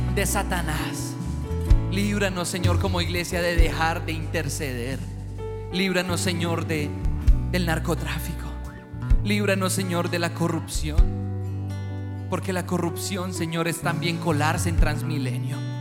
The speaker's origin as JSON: {"language": "Spanish", "country": "Colombia", "said": "nosotros como colombianos somos gente alegre"}